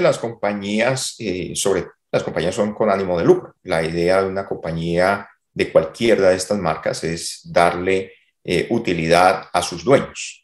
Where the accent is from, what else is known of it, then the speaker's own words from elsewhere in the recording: Cali, Valle del Cauca, Colombia; moved away as an adult; also born or lived in Bogotá, Colombia; now in Texas, United States; Yo soy de Cali, yo me fui a Bogotá a estudiar